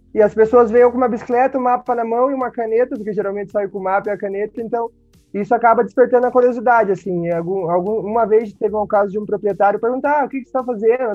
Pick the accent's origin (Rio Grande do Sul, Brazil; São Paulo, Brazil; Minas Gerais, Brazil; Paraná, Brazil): Paraná, Brazil; Curitiba; Eu sou curitibano